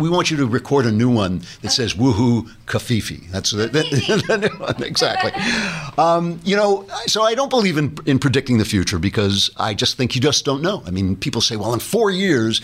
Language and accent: English; New York, United States; I'm a New Yorker and I say standing online